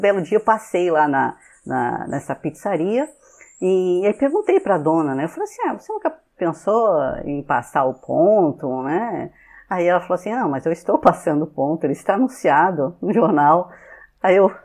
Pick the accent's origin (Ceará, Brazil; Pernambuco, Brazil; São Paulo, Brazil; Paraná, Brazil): São Paulo, Brazil; moved away; also born or lived in Rio de Janeiro / Fortaleza; eu sou de São Paulo, né? Só para é, nasci né, na, na, capital de São Paulo mesmo.